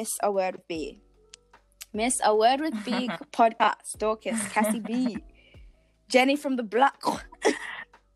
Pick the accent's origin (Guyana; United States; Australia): Australia; I'm from Australia.